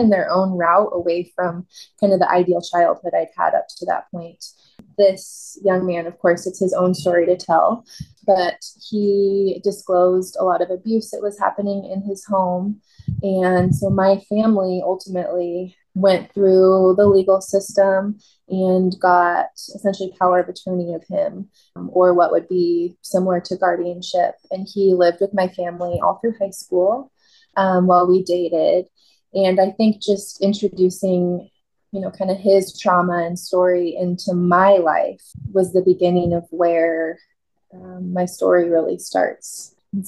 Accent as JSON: {"language": "English", "town": "McMinnville", "country": "United States", "tie": "born or raised there", "said": "I was born and raised in McMinnville, lived there all through high school"}